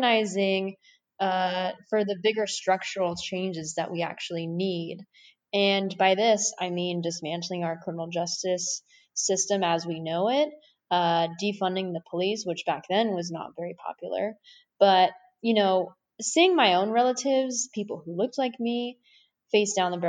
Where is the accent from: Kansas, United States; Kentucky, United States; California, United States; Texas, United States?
California, United States; Southern; now in San Francisco, United States; I was born and raised in Southern California